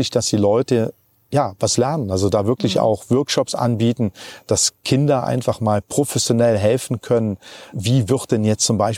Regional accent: Germany; bei uns in Deutschland

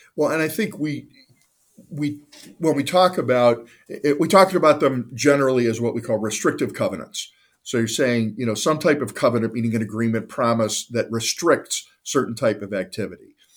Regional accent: Cleveland, Ohio, United States; I'm a lifelong Clevelander, born and raised in the Northeastern Ohio area

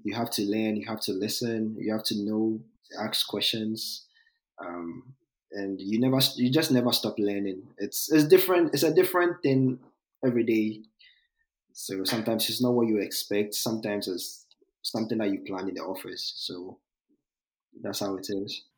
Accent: Ghana; moved away as an adult; also born or lived in New York, United States; now in Georgia, United States; I'm from Ghana, so our, uh, in our educational system, when you get to high school

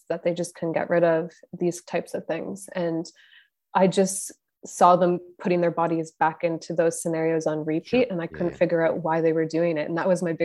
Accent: Canada; I'm Canadian

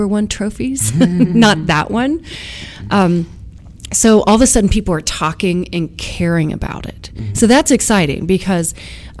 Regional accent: Ohio, United States; my home state, Ohio

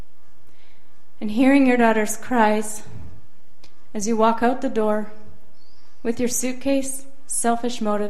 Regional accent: Saskatoon, Saskatchewan, Canada; I am from Saskatoon, Saskatchewan, so your neighbor.

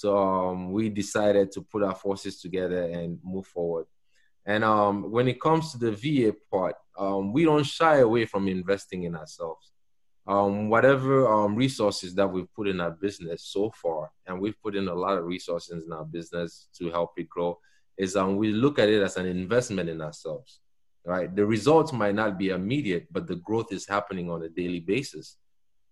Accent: Cameroon; moved away as an adult; now in United States; I'm from Cameroon, a small country in Central Africa. So I've been here for 20 years

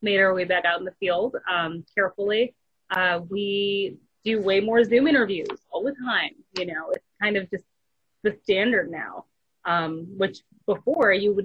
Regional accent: Michigan, United States; also born or lived in Montgomery, Alabama / Phoenix, Arizona; now in Atlanta, United States; I was actually born in Atlanta. I was raised in Michigan

